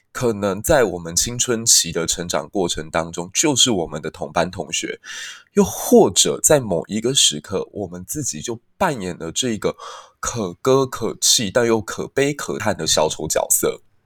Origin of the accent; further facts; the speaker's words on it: Taiwan; 身为台湾人